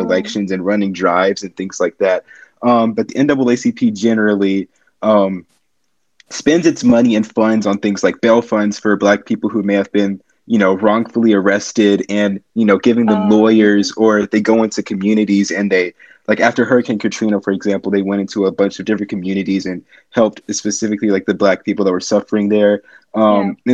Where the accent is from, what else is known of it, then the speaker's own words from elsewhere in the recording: United States; I'm a junior from the United States